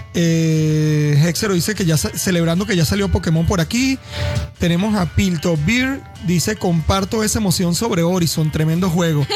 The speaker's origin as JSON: {"language": "Spanish", "country": "Venezuela", "said": "tenemos jugadores de muy buen nivel, pero no hay equipos venezolanos todavía"}